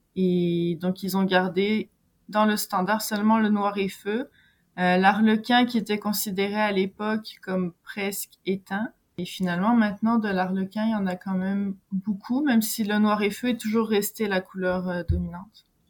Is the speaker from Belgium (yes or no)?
no; France; moved away as an adult; now in Quebec, Canada; je suis française, je vis au Québec depuis 17 ans